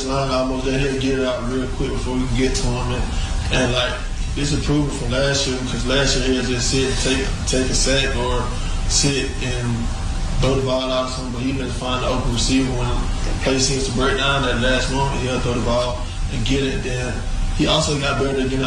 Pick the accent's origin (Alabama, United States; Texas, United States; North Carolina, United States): Alabama, United States; Montgomery; I'm from Montgomery